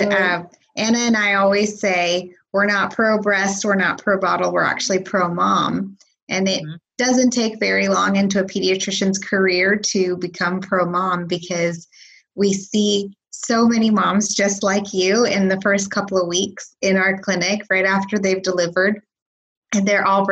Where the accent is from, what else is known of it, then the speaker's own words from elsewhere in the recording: Canada; moved away; I'm also Canadian